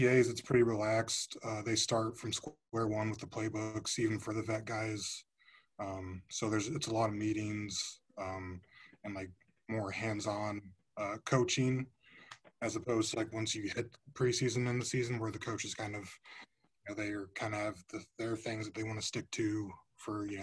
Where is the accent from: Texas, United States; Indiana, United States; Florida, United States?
Indiana, United States; Fort Wayne; I'm from Fort Wayne, Indiana. So I went to Snyder.